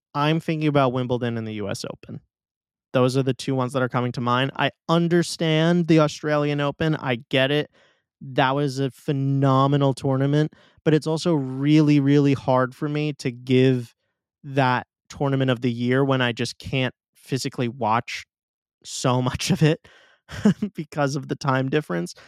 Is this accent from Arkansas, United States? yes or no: no; New York City, New York, United States; my hometown tournament